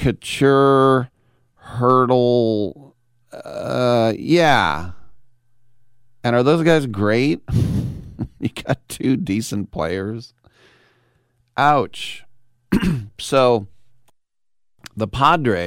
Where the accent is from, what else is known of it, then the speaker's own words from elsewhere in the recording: United States; I'm American